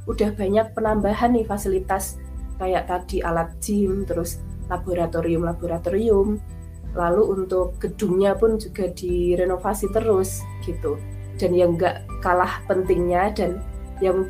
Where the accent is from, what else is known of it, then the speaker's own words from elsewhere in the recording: Java, Indonesia; Ya, ya aku juga orang Jawa.